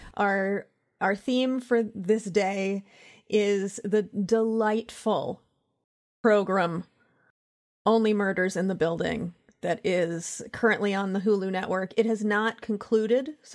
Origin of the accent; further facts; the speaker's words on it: Central Pennsylvania, United States; I grew up in Pennsylvania